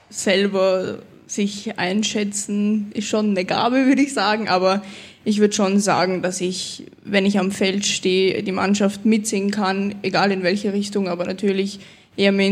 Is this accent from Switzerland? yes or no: no; Austria; born there; jetzt spiele ich für Österreich, für das Land, wo ich geboren bin und ja, ist echt mega.